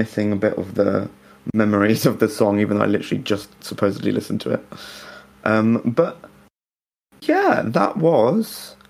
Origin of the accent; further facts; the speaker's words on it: United Kingdom; I can say that because I'm British.